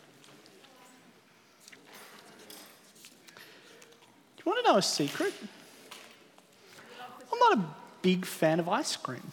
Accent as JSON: {"language": "English", "country": "Australia", "also_born_or_lived": "New Zealand", "said": "Here in Australia"}